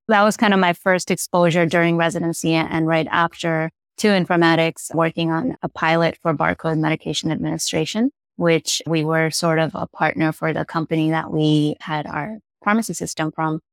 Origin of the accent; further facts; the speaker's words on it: Chicago, Illinois, United States; moved away as an adult; I'm originally from Chicago. So I relocated back to Chicago